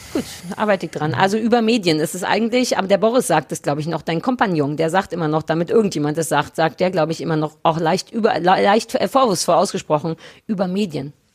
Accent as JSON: {"language": "German", "region": "Berlin", "country": "Germany", "tie": "born or raised there", "said": "Berlin, weil es meine Heimatstadt ist"}